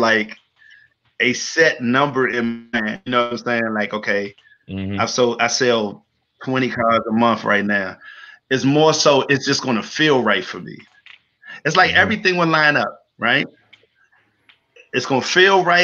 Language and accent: English; Washington, District of Columbia, United States; also born or lived in Maryland; In DC, I'm a native Washingtonian, right? I've only lived in Maryland 5 years of my entire life. I grew up around Georgia and Kennedy, went to Archbishop John Carroll High School